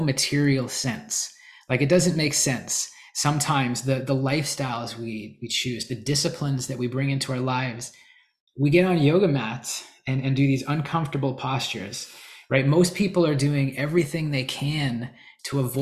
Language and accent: English; Canada; moved away as an adult; also born or lived in Calgary, Alberta; now in United States; I'm Canadian. Well, I'm in the US again now